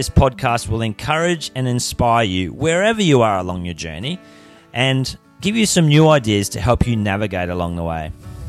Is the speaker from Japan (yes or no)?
no; Australia; Or, you know, growing up in Australia, we're so blessed, aren't we?